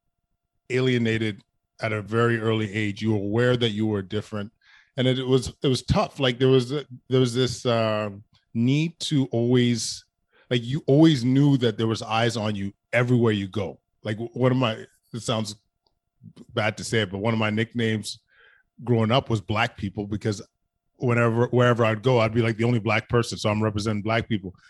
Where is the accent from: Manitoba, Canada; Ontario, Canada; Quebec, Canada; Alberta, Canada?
Alberta, Canada; Edmonton; I grew up in the West End, about 10 blocks from the mall, in a community called Aldergrove